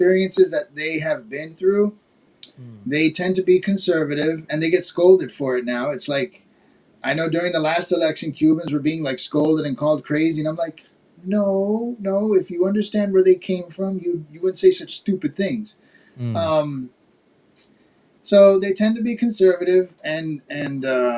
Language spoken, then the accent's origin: English; Miami, Florida, United States; also born or lived in New Jersey; I was born in Jersey. I've lived in Miami and Florida most of my life